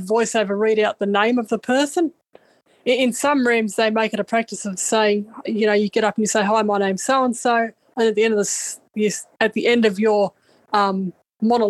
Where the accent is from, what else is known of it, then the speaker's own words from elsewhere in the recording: Australia; I'm from Australia